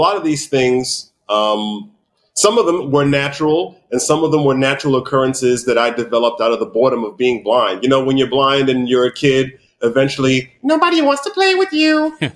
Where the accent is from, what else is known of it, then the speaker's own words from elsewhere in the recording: New York City, New York, United States; I was born in New York City in Harlem. And I grew up here in New York City